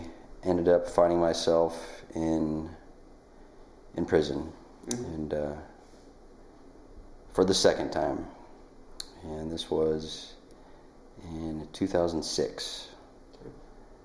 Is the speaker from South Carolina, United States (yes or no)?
no; Nikiski, Alaska, United States; moved away as an adult; also born or lived in Colorado; I grew up here on the Kenai Peninsula in Nikiski and graduated from Nikiski High School in 1996